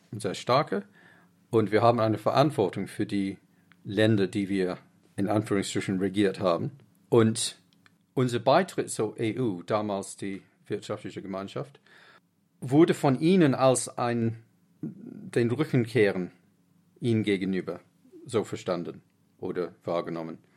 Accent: Uganda; born there; ich bin in Uganda geboren und mein Vater hat immer im Ausland gearbeitet

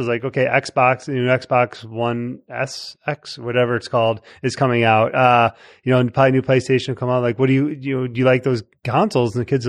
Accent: Chicago, Illinois, United States; I'm from Chicago

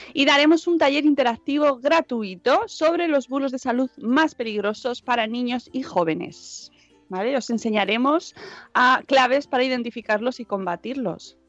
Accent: Spain; así somos los españoles

